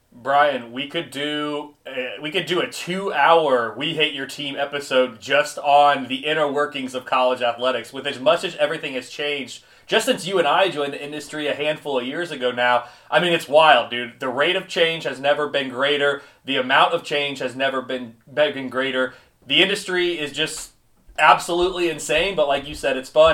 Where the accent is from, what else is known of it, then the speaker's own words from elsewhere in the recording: Indianapolis, Indiana, United States; my hometown of Indianapolis